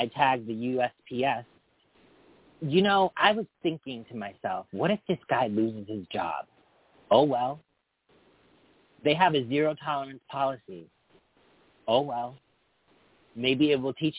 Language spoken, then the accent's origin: English; Agawam, Massachusetts, United States; we grew up in Agawam